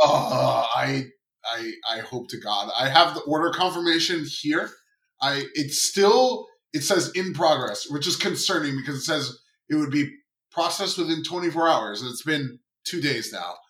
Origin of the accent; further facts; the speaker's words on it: Long Island, New York, United States; now in Queens, United States; I grew up on Long Island